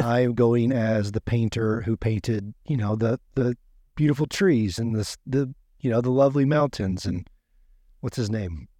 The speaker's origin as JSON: {"language": "English", "region": "Oklahoma", "country": "United States", "tie": "born or raised there", "moved": "as an adult", "said": "I grew up in Oklahoma. um, twenty-two years. Born and raised there."}